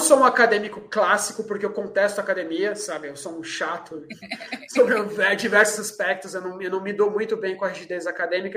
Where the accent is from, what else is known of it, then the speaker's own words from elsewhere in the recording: Brazil; Eu sou brasileiro e a gente tem o jeitinho brasileiro enraizado